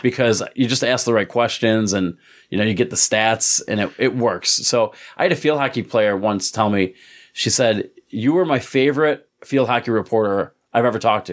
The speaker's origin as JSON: {"language": "English", "town": "Endicott", "region": "New York", "country": "United States", "tie": "born or raised there", "said": "I grew up in Crestview Heights"}